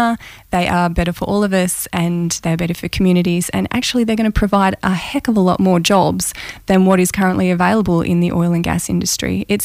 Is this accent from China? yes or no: no; Kalgoorlie, Western Australia, Australia; also born or lived in New Zealand / Kambalda / Coolgardie; I was born in New Zealand and raised in Kalgoorlie, Kambalda, and spent 10 years in Kambalda and Coolgardie.